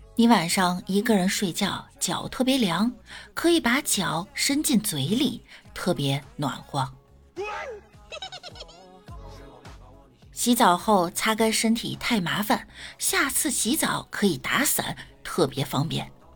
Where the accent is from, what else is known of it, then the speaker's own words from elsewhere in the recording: China; 我们中国人的谦虚文化